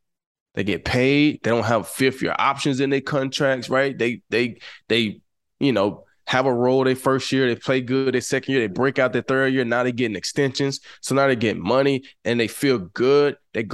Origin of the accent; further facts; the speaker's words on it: New Mexico, United States; But right now, I'm this kid from New Mexico.